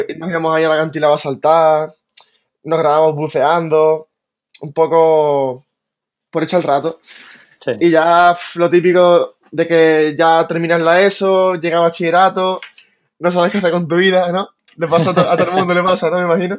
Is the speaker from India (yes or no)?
no; Tarifa, Andalusia, Spain; nací aquí en Tarifa y siempre he vivido aquí